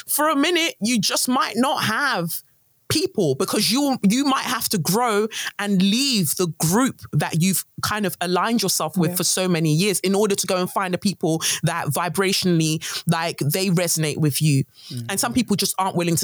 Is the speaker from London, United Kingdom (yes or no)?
yes; London, United Kingdom; also born or lived in Nigeria; I'm a Nigerian girl, 5 years old. I come to England, London. All I see is like lots of white people. Luckily, I moved to an area in South London, Peckham